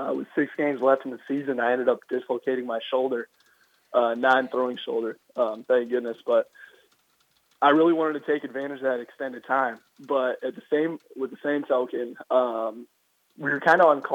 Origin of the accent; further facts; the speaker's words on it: Iowa, United States; I'm from Iowa, so it gets pretty cold in the winter